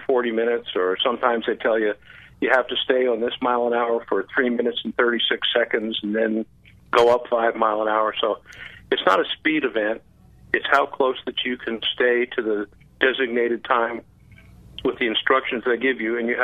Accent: Clearwater, Florida, United States; I grew up in Clearwater

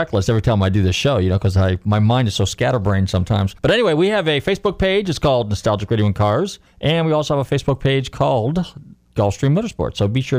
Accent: San Francisco / Marin County, California, United States; I grew up in San Francisco, or Marin County, north of the Bay Area

